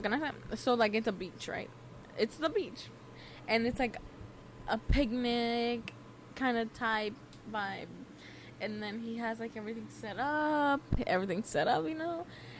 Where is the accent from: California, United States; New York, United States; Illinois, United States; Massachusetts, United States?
California, United States; I was born and raised in Cali